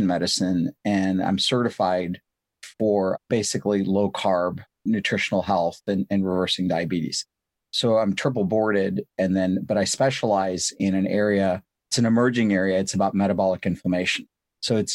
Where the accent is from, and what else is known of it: St. Louis, Missouri, United States; born or raised there; also born or lived in India